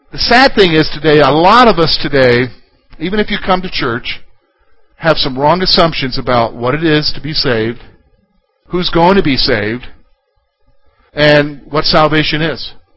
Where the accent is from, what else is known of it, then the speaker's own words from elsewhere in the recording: South Carolina, United States; I come from South Carolina